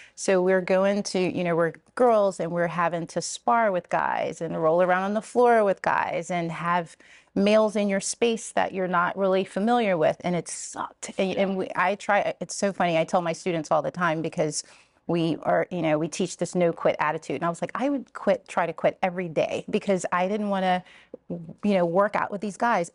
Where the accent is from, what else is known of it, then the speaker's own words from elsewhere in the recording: Richmond, Virginia, United States; moved away; also born or lived in Columbia, Maryland; this is my hometown.